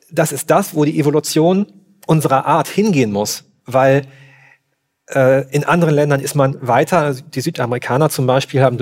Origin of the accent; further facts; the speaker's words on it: Germany; Ich bin, ja, ich bin Deutscher, ich muss, ich muss ein bisschen jammern